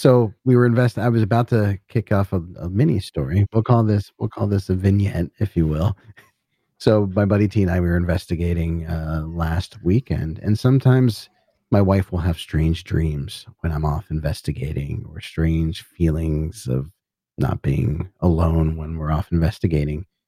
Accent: Northeast, United States; Northeast, so I grew up in the Northeast

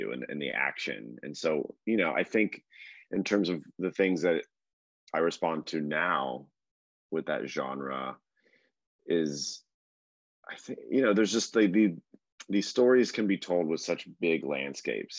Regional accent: Texas, United States; moved away; I'm originally from Texas

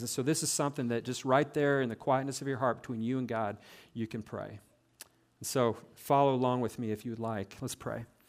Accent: South Central Nebraska, United States; growing up in South Central Nebraska

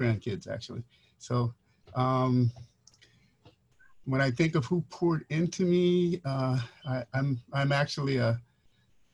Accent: Guam; also born or lived in Mount Clemens, Michigan / Saipan / Hawaii; now in Los Angeles, United States; moved to Guam when I was 4. So I was raised in Guam and Saipan.

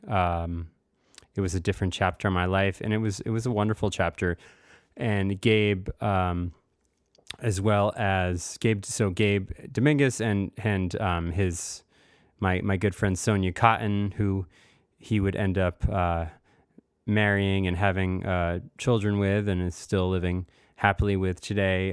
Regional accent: United States; moved away as an adult; also born or lived in Vermont / Rhode Island / Bay Area, California; growing up in Massachusetts and Rhode Island

